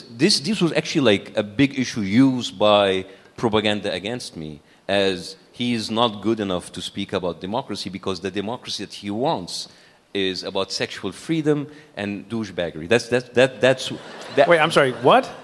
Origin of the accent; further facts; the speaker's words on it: Cairo, Cairo Governorate, Egypt; It, we were middle class, as I said, and, and we feel privileged according like to a country like Egypt, a developing country like Egypt.